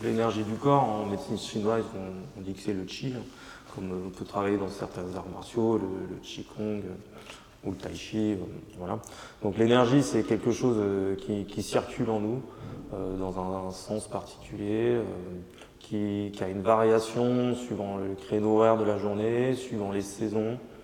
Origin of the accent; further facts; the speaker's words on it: Changé, France; je me suis installé sur ma ville natale à, Changer, Changé